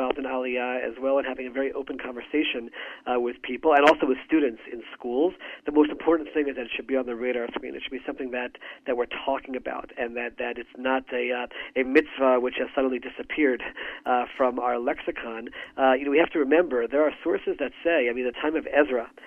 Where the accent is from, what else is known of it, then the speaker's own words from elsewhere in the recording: United States; moved away as an adult; now in Israel; growing up in the United States